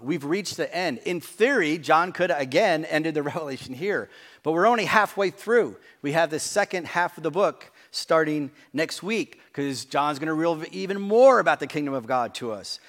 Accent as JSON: {"language": "English", "region": "New Jersey", "country": "United States", "tie": "born or raised there", "said": "We grew up in New Jersey"}